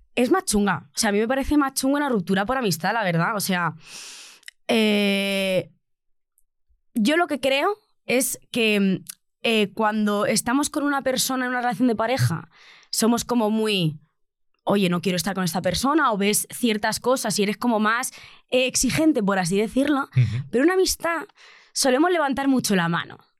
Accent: Albacete, Castilla-La Mancha, Spain; now in Madrid, Spain; yo soy una provinciana de Albacete

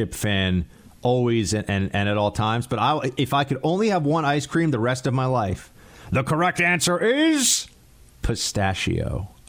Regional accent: New York City, New York, United States; I'm from New York City

